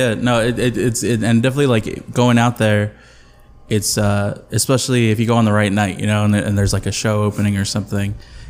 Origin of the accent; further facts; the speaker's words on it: Mexico City, Mexico; And I'm second generation Mexican American. I was from Mexico, that's what I'm talking about. No, so you know, like I, you know, like all my family, most of my family's in Mexico City